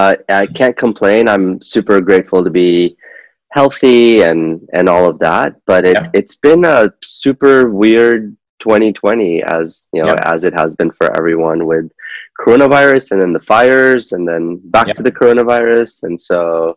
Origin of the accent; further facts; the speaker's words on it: Kuwait; moved away as an adult; also born or lived in Pakistan; now in United States; I'm originally from Pakistan, and I was born there. I grew up in the Middle East. I grew up in Kuwait, which was a fun childhood.